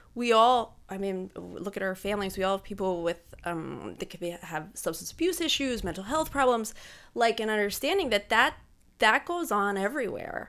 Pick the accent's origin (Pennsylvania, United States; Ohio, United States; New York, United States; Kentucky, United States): Pennsylvania, United States; Pine Grove; also born or lived in Pittsburgh / Harrisburg; I grew up in Pine Grove, so I graduated from high school there